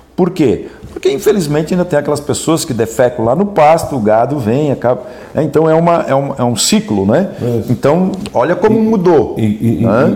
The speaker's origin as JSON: {"language": "Portuguese", "town": "Pomerode", "region": "Santa Catarina", "country": "Brazil", "tie": "born or raised there", "moved": "yes", "lives_now": "Braço do Norte, Brazil"}